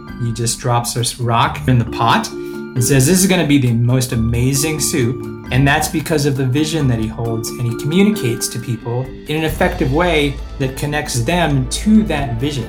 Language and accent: English; Evergreen, Colorado, United States; also born or lived in Japan; I grew up in Colorado in the mountains in a little town called Evergreen.